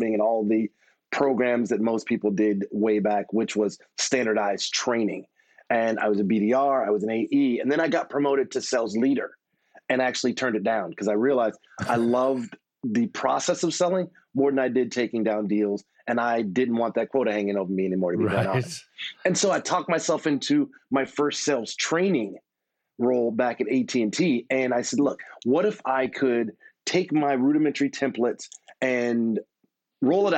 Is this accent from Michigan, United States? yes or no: no; Texas, United States; being a Texan